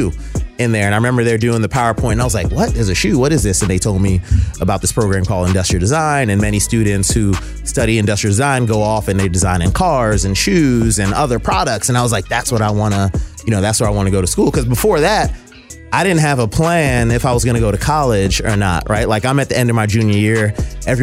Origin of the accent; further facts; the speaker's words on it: West Palm Beach, Florida, United States; also born or lived in New York; we moved from New York to Florida